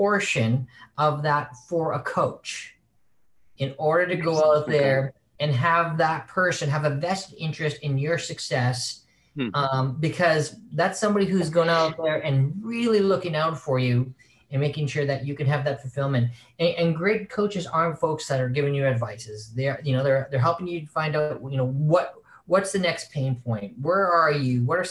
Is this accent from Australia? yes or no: no; Saskatchewan, Canada; moved away as an adult; also born or lived in San Francisco; I'm originally born and raised in Saskatchewan